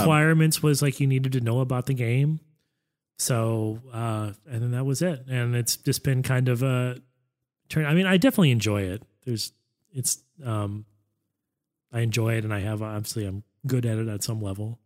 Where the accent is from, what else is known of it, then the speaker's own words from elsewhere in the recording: United States; as an American, I had no culture